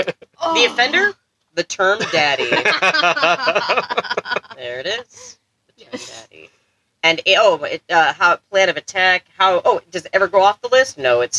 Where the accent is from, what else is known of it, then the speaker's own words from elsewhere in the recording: United States; I'm from America